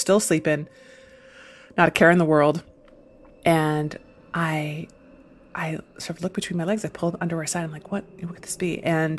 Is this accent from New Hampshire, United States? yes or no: no; Syracuse, New York, United States; I am from Syracuse, New York